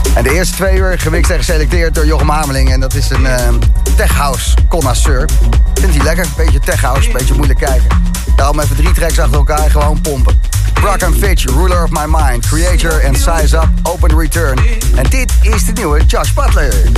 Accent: Zoetermeer, South Holland, Netherlands; ik ben geboren en getogen in Zoetermeer

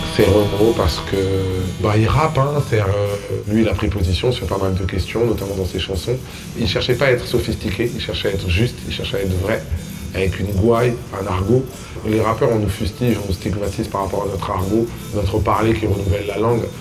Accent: Kinshasa, DR Congo; moved away; J'ai grandi dans la grande maison de ma grand-mère à Kinshasa

